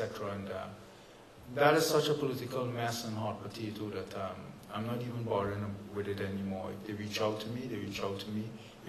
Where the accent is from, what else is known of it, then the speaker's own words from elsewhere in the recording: Canada; I'm proud as I'm a Canadian citizen, principally, so I'm proud